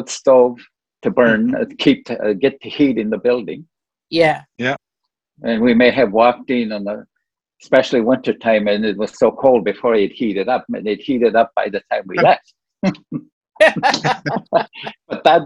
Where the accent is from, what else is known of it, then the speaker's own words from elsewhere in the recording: Moose Factory, Ontario, Canada; moved away; also born or lived in North Bay / Sudbury; I had gone up to Moose Factory to visit just overnight